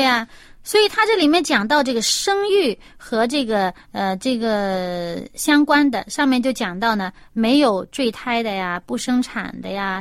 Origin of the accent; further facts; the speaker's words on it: China; 我们中国人